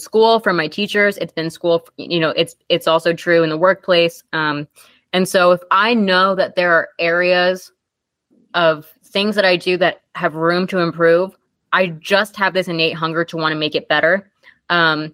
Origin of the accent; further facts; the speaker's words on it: Long Island, New York, United States; we grew up riding together on Long Island